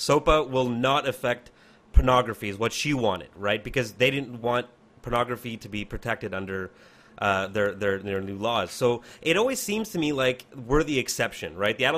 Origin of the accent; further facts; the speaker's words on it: Canada; I'm Canadian